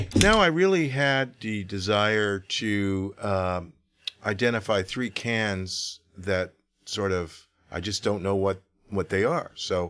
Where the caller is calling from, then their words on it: Sacramento, California, United States; I'm calling from Sacramento.